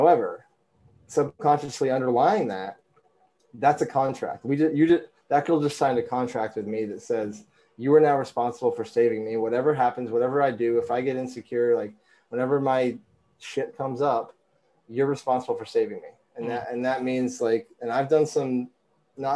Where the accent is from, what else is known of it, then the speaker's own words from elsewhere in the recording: Vermont, United States; growing up in Vermont, clean air, clean food